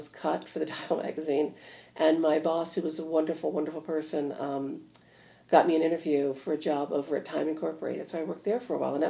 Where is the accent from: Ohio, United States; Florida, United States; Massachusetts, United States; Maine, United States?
Ohio, United States; Toledo; moved away; I grew up in Toledo, Ohio, which is horrible.